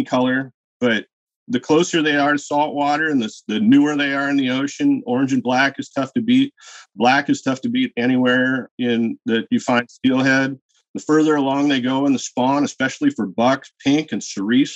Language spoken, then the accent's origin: English; Washington, United States; I grew up in Washington State killing hatchery fish